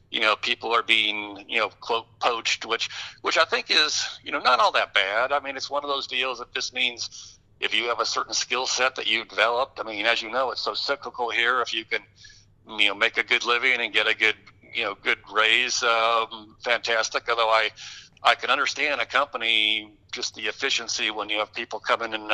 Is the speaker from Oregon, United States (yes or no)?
no; Detroit, Michigan, United States; I grew up in the Detroit area